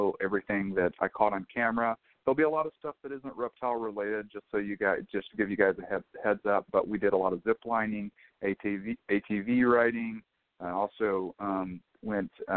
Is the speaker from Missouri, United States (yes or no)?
no; North Florida, United States; moved away as an adult; now in California, United States; I'm actually from Florida